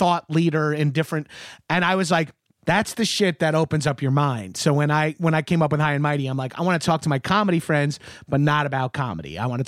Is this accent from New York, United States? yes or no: yes; Long Island, New York, United States; I grew up on Long Island, and I have an unearned Long Island pride